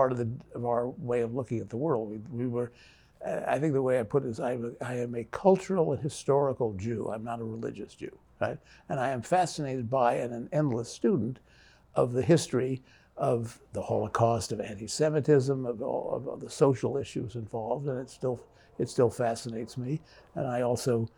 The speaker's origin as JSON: {"language": "English", "region": "Midwest", "country": "United States", "tie": "born or raised there", "said": "growing up in the Midwest, mostly, we grew up in a world where anywhere between 80 and 90% of the people we knew were Christians."}